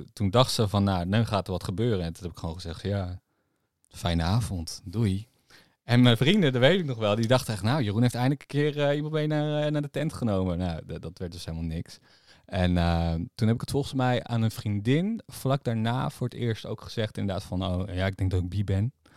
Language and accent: Dutch; Harderwijk, Gelderland, Netherlands; Ik kom natuurlijk uit Harderwijk